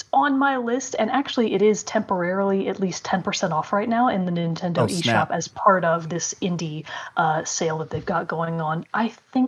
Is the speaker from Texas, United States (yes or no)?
yes; Texas, United States; I'm from Texas.